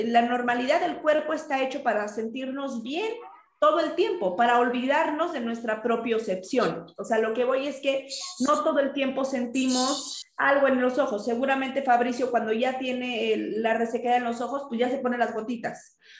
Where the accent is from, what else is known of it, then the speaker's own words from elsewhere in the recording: Mexico; estamos nosotros acostumbrados en México